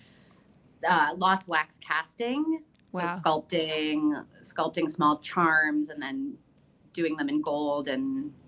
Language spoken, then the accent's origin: English; Windsor, Ontario, Canada; also born or lived in New York City; now in Puerto Vallarta, Mexico; I grew up in Windsor, Ontario, and I went to school with what seemed like all Jewish